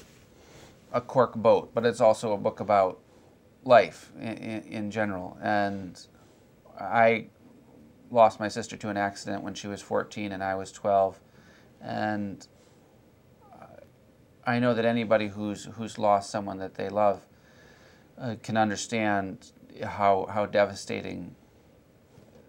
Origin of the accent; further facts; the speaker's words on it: Michigan, United States; moved away as an adult; my home state of Michigan